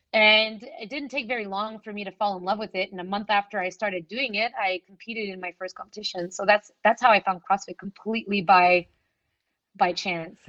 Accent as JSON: {"language": "English", "town": "Montreal", "region": "Quebec", "country": "Canada", "said": "in Montreal, I come from the West Island, which is English speaking"}